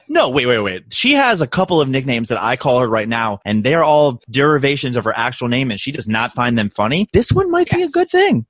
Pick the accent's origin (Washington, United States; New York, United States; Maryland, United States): Maryland, United States; Baltimore; accent: Baltimore; my Baltimore accent